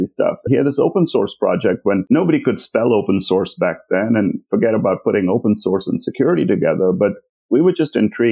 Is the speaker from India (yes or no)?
yes; Mumbai, Maharashtra, India; moved away as an adult; also born or lived in Manipal, India / Berkeley, United States; now in Silicon Valley, United States; I grew up in Bombay